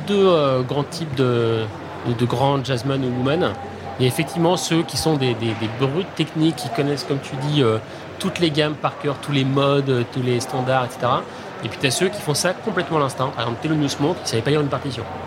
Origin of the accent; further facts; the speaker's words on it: Haute-Savoie, near Annecy, Auvergne-Rhône-Alpes, France; also born or lived in Nancy; j'ai atterri dans les Alpes, en fait, qui est plutôt en fait là où j'ai grandi, en Haute-Savoie, dans un petit